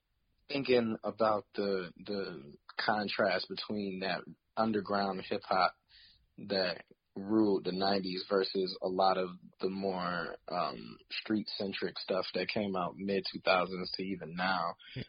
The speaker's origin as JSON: {"language": "English", "town": "Detroit", "region": "Michigan", "country": "United States", "tie": "born or raised there", "said": "Honestly, I love the history that my city has in terms of, you know, going far back to a lot of what came out of the Motown era."}